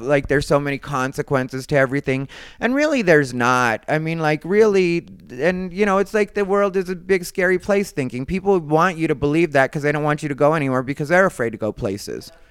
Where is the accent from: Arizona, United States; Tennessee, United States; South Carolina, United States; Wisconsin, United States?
Arizona, United States; Phoenix; moved away as an adult; now in Los Angeles, United States; I'm from Phoenix